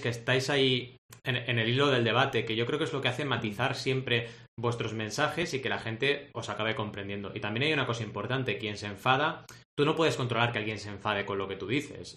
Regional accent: Barcelona, Catalonia, Spain; also born or lived in Argentina; nací en Argentina y llegué a Barcelona a los 8 años

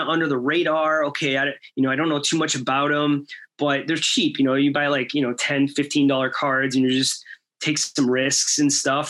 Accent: Chicago, Illinois, United States; I'm from Chicago

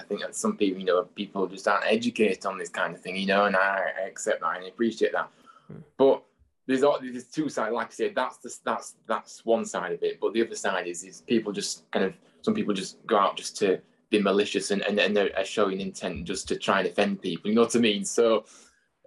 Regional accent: Huddersfield, Yorkshire and the Humber, United Kingdom; I'm obviously, you know, from Huddersfield, so this is my hometown

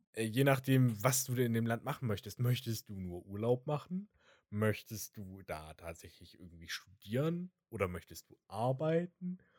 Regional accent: Germany; in dem Umfeld, in dem ich erzogen wurde, als Deutscher.

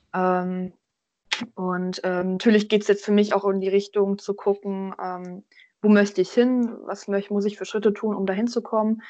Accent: Thuringia, Germany; now in Göttingen, Germany; Ich komme ja ursprünglich aus Thüringen

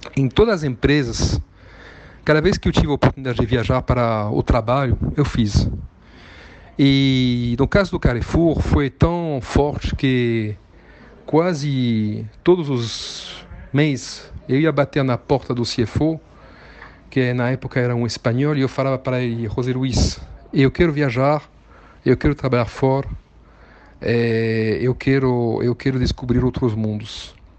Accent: southern France, France; Portuguese is a second language; moved away as an adult; also born or lived in Tunisia / Buenos Aires, Argentina; now in São Paulo, Brazil; eu nasci na Tunísia em 1970. E meus pais, meu pai era professor, minha mãe assistente, trabalharam lá e depois voltaram para o sul da França, onde eu cresci

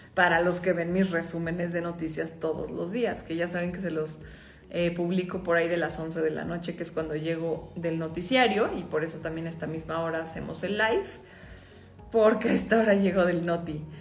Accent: Mexico; como mexicanos

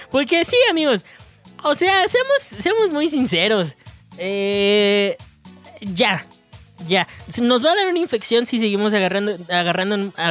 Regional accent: Texcoco, State of Mexico, Mexico; A todos mis texcoquetos les mando un saludo. Si tú eres de Texcoco, comenta aquí abajo. Soy de Texcoco. Maldita sea, arriba el orgullo texcoqueto.

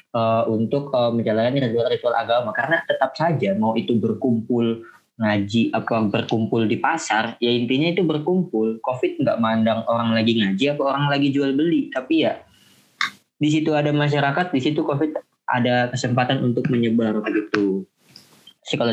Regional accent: Tangerang, Banten, Indonesia; Uh, saya kan berasal dari kota Tangerang nih, ya, dekat juga lah dengan Kabupaten

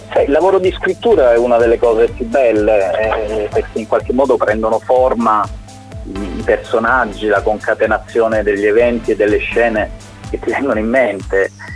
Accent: Apulia, Italy; nel nostro dialetto i caponi non sono delle persone volgari

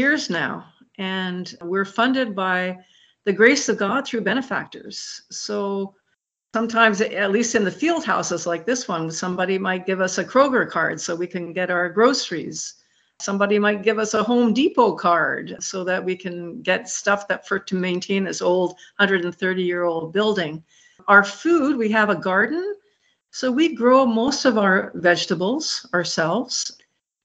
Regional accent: Montreal, Quebec, Canada; moved away; also born or lived in Muskegon, Michigan; I'm from Montreal

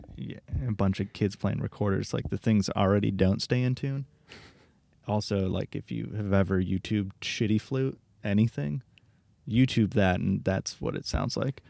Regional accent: Royal Oak, Michigan, United States; also born or lived in Troy, Michigan / Los Angeles; I grew up in Royal Oak, and then, uh, like halfway through elementary school, I moved to a different city, another suburb called Troy

